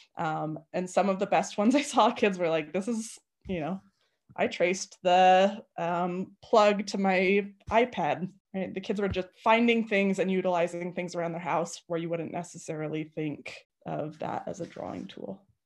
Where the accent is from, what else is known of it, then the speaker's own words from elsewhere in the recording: Arvada, Colorado, United States; I was born and raised in Arvada.